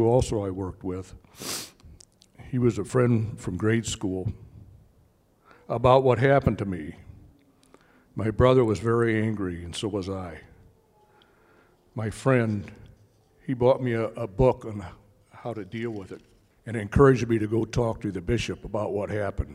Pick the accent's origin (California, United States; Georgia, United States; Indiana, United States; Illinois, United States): Indiana, United States; I'm from Indiana